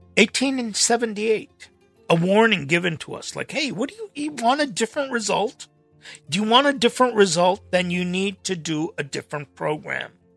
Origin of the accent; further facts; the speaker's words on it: Los Angeles, California, United States; growing up in Los Angeles